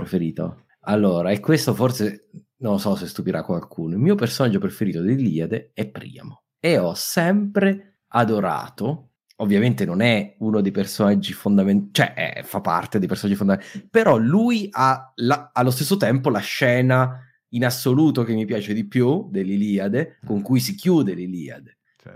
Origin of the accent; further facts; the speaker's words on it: Abruzzo, Italy; abruzzese come me